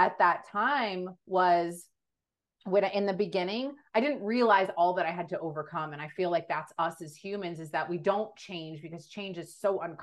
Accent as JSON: {"language": "English", "region": "Texas", "country": "United States", "tie": "born or raised there", "said": "Was born and raised in Texas."}